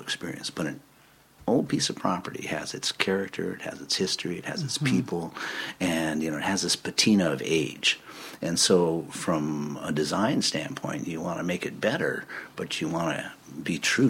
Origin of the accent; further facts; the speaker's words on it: the Northwest, Pacific Northwest, United States; also born or lived in New York; I grew up in the Northwest.